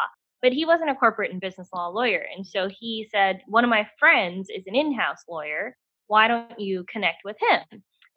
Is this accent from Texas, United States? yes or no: yes; Dallas, Texas, United States; moved away as an adult; also born or lived in New Hampshire; I was born and raised in Dallas-Fort Worth, Texas.